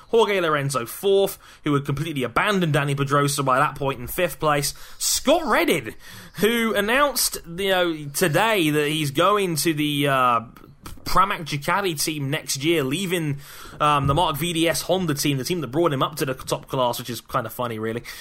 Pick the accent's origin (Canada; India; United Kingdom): United Kingdom; being British